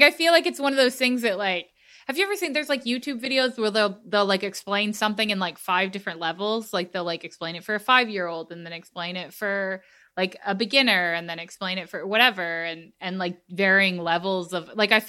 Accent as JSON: {"language": "English", "region": "Texas", "country": "United States", "said": "I am a Texan through and through"}